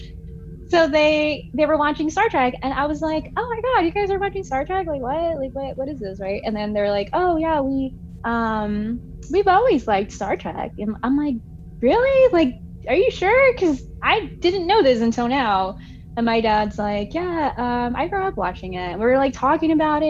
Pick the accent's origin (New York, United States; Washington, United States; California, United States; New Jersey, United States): California, United States; Southern; accent: West Coast; my crazy West Coast accent. I grew up on the beach